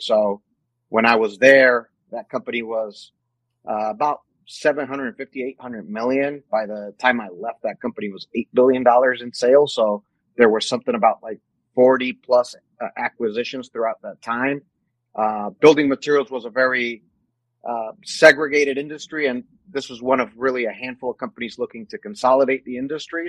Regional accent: Mexico; moved away as an adult; also born or lived in New Mexico; now in United States; I actually was born and raised in Mexico. I lived in Mexico till I was 18 years old.

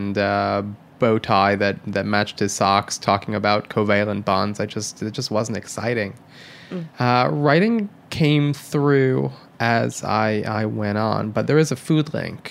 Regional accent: Michigan, United States; moved away; When I was growing up in Michigan

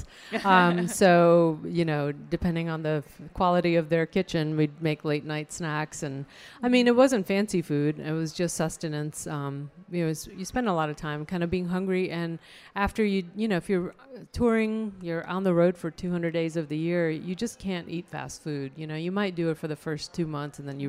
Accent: Chandigarh, India; now in Raleigh, United States; the hometown that I grew up in India is Chandigarh

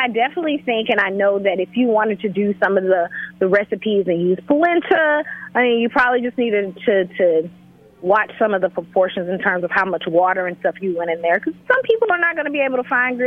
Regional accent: Northeast Georgia, United States; moved away as an adult; now in New York City, United States; living in Northeast Georgia, and that's basically where I was born.

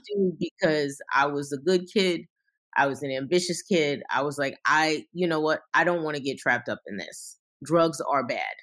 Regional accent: New York City, New York, United States; I came from Brooklyn

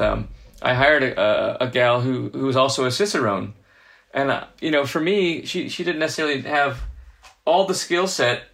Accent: Southern California, United States; moved away as an adult; also born or lived in New Orleans / New York; now in San Diego, United States; I was from Southern California originally, and I've lived in San Diego before in my life, but having moved away to places like New Orleans and New York um, for you know a span of about fifteen years, uh, and coming back

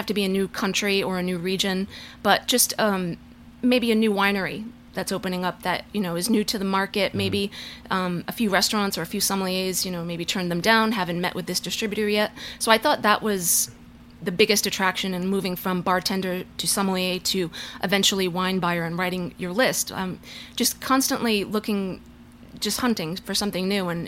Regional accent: Rhode Island, United States; now in New York City, United States; I was from Rhode Island.

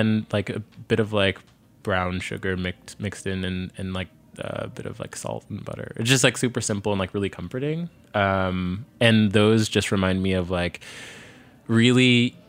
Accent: Virginia, United States; born there; yes, I was born in Virginia, but I spent a lot of my summers and also like family holidays going up to New York.

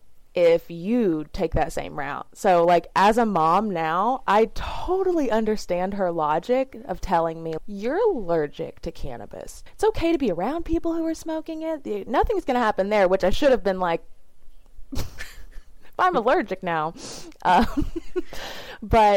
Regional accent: the South, United States; I grew up in the South in a very small, like 3,000 people town

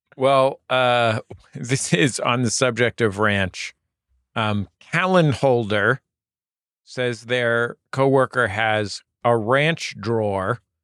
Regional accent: United States; I'm American

